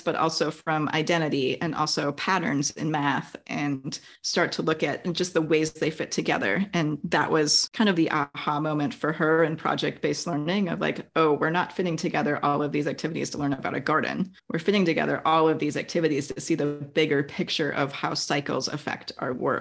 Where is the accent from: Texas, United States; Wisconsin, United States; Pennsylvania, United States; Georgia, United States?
Wisconsin, United States; now in California, United States; I grew up in Wisconsin